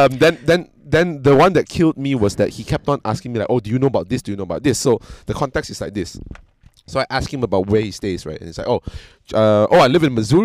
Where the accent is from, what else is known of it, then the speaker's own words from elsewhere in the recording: Malaysia; I'm from Malaysia